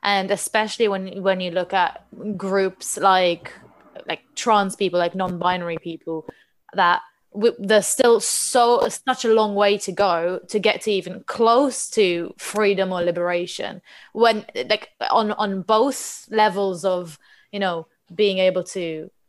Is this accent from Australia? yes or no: no; Israel; English is a second language; now in England; when I moved to England from Israel, the first time I went to Pride, I was shocked because you can't actually march.